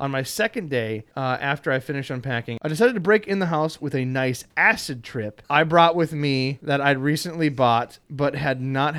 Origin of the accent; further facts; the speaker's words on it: England, United Kingdom; the best thing I could do as an Englishman was just to live with the lie